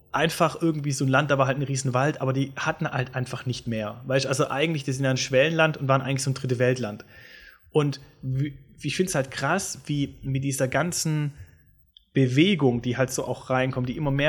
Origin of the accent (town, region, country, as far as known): Swabia, Baden-Württemberg, Germany; accent: Swabian